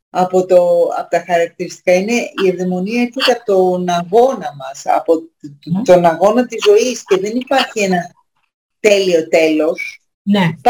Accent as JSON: {"language": "Greek", "country": "Greece", "said": "Και να είμαστε Έλληνες και να μην ε, ξέρουμε τι είπε ο πιο σημαντικός φιλόσοφος."}